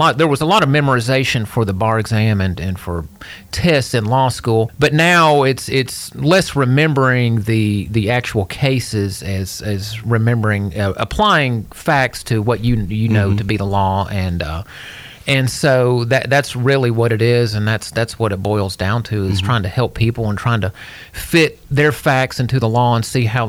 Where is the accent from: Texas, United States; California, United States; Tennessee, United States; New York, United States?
Tennessee, United States; Hendersonville; also born or lived in Gallatin, Tennessee / Knoxville, Tennessee; I was born and raised here in Hendersonville over 48 years ago, when Hendersonville was just forming.